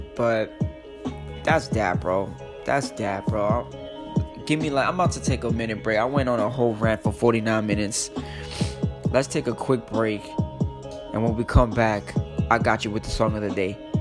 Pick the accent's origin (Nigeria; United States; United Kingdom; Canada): United States; New York City, New York; I'm a New Yorker. I'm from the Bronx where it fucking started